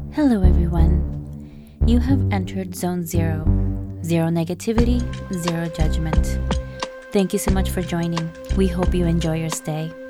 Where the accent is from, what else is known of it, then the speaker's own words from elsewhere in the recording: Canada; also born or lived in Peru; I was born in Peru my childhood, starting at the age of five, that is, to early teens, was lived here in Canada, while my mid teens and early adult life was lived in Peru